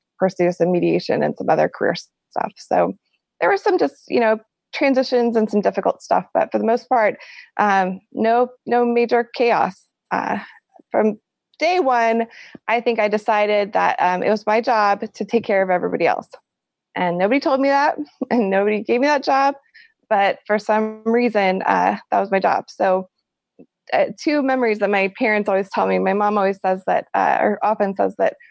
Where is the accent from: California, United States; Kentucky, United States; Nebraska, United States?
Nebraska, United States; Lincoln; also born or lived in Texas / Palmyra, Nebraska; I grew up in Lincoln, Nebraska, which is a medium-sized city right in the Midwest, capital city